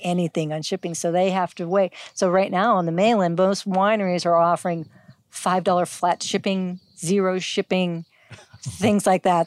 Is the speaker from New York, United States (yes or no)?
no; Youngstown, Ohio, United States; now in Hawaii, United States; Originally, I'm from Ohio. I grew up in um, Youngstown, Ohio